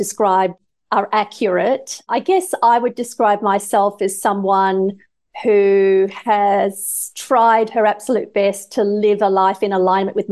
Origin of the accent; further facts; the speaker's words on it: Australia; Growing up in Australia in the 70s